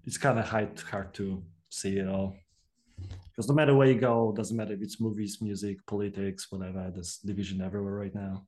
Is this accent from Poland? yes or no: yes; Poland; moved away; I was born and raised in Poland, so we didn't have Mister Bobby